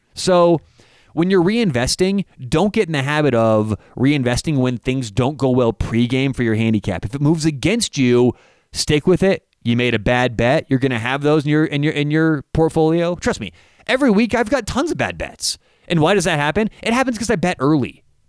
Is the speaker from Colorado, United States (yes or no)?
yes; Denver, Colorado, United States; I'm from Denver.